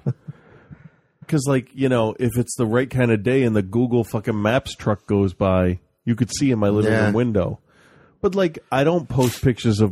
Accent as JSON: {"language": "English", "region": "Pennsylvania", "country": "United States", "tie": "born or raised there", "said": "my home state"}